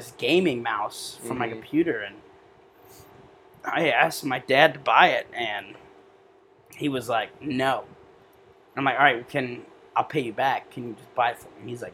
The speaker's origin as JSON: {"language": "English", "town": "Rootstown", "region": "Ohio", "country": "United States", "tie": "born or raised there", "also_born_or_lived": "Akron, Ohio / Brimfield, Ohio", "said": "moved to a little town in Rutztown. That's where I grew up"}